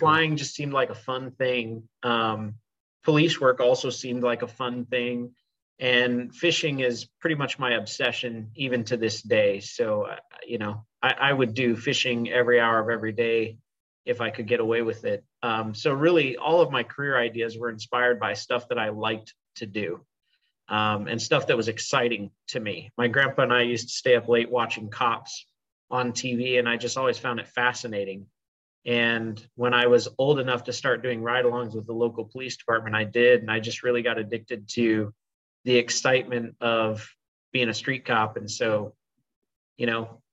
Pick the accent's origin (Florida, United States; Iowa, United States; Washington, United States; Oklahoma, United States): Iowa, United States; Ames; moved away as an adult; now in Kansas City, United States; I went to high school in my hometown, which is Ames, Iowa